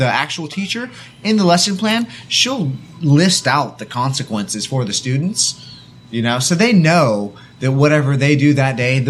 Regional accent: Lake Forest, California, United States; now in South Korea; I'm from a, I guess, somewhat small town called Lake Forest, California, which is in Orange County. It's about an hour south of L.A. and an hour north of San Diego.

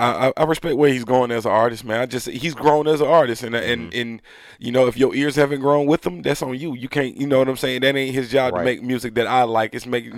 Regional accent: the South, United States; nah, I'm a Southerner and I don't like it up north.

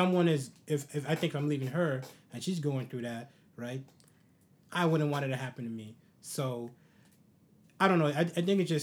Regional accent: New York City, New York, United States; also born or lived in New Jersey; when I was growing up in the Bronx, I lived with 9 or 10 other people

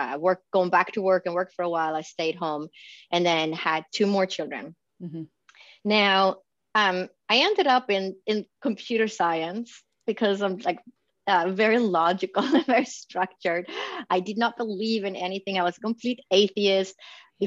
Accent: Sweden; moved away as an adult; also born or lived in Stockholm / Boston / New York; now in Phoenix, United States; I was born and raised in Sweden, in Scandinavia.

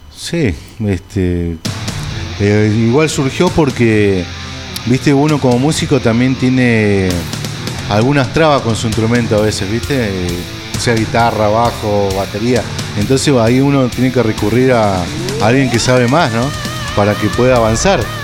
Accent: Río Gallegos, Santa Cruz, Argentina; yo soy un músico de Río Gallegos, de Santa Cruz.

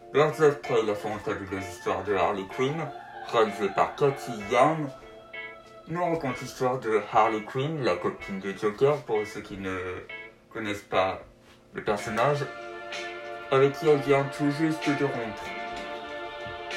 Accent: France; chez nous en France

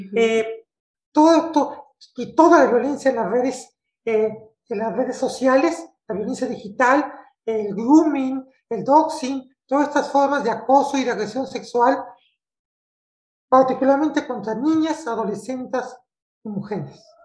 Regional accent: Mexico; yo soy mexicana, vivo en la, en la Ciudad de México, en la capital de, mi país

